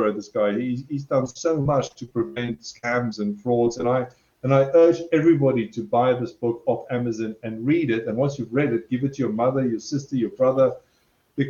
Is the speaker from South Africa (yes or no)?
yes; South Africa; I'm South African, so I'm very direct